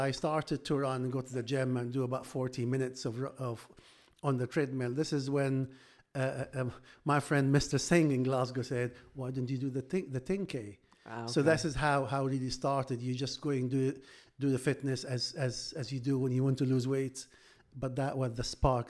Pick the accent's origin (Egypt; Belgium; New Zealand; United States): Egypt; English is a second language; now in United Kingdom; So I came from Egypt. I came to Britain in 2000s, so good 22 years now, and you can imagine to find a work to do at the doctor, the cultural difference, the language differences, all this you have to go through.